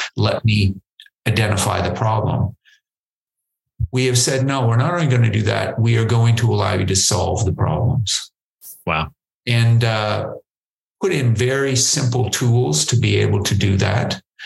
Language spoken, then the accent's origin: English; Prince Edward Island, Canada; moved away; also born or lived in New Brunswick, Canada / Nova Scotia, Canada; I, I, grew up in a, a, little place called Prince Edward Island, Canada